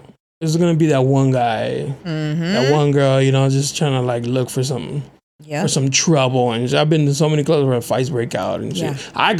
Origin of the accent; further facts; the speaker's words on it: San Diego, California, United States; I grew up on Plaza and Euclid.